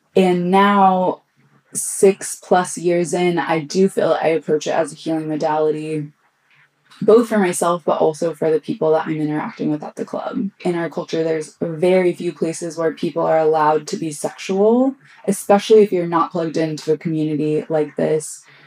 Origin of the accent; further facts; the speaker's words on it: Austin, Texas, United States; I grew up here in Austin